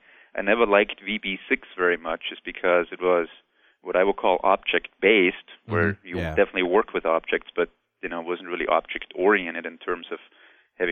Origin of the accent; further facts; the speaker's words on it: near Salzburg, Austria; now in Texas, United States; I live in Texas right now, but I'm originally from Austria, Central Europe, for those who don't know. Mozart's birthplace